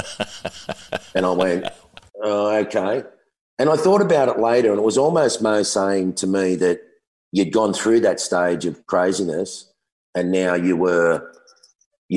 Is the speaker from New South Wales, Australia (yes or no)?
yes; Sydney, New South Wales, Australia; in my teen years growing up in the South Sydney suburb of Matraville, it was pretty lively